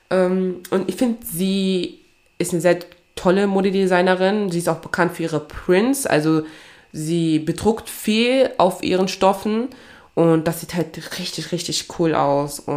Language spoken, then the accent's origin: German; Togo; meine Wurzeln liegen ja in Togo, ne? Also ich komme ja aus Togo, also aus Westafrika.